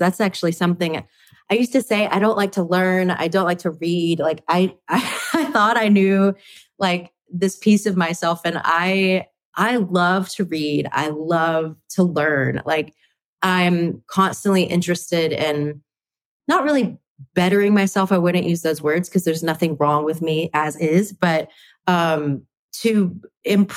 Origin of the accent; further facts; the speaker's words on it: Flowood, Mississippi, United States; moved away; also born or lived in Texas; I was born at a place called Flowood, Mississippi.